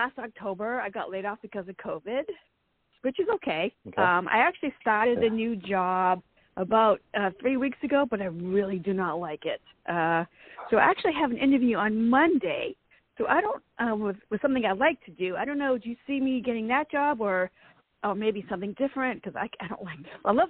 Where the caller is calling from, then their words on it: Ashburn, Virginia, United States; I'm in Ashburn.